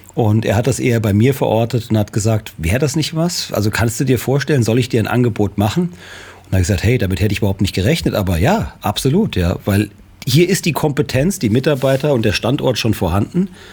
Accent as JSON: {"language": "German", "town": "Marburg", "region": "Hesse", "country": "Germany", "tie": "born or raised there", "said": "Ich bin äh, in Marburg geboren und ich habe 1994 äh, hier ein Unternehmen gegründet"}